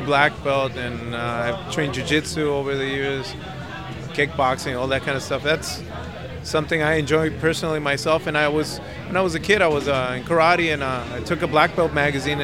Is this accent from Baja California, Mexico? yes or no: yes; Tijuana, Baja California, Mexico; moved away as an adult; now in Los Angeles, United States; I'm from Tijuana originally. Right now I live in Los Angeles